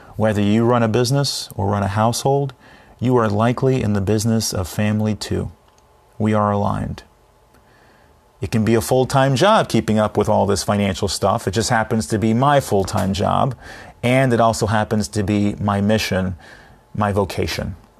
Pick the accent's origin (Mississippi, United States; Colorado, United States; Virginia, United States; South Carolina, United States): Virginia, United States; Fairfax; a teen growing up in Fairfax, Virginia